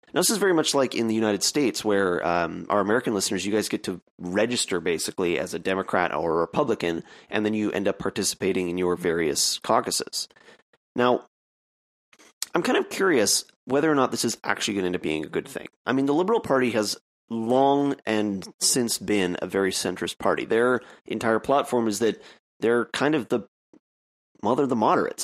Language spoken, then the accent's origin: English; Canada; as a Canadian